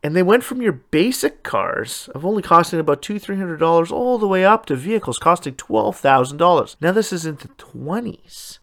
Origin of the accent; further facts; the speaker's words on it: Canada; my home country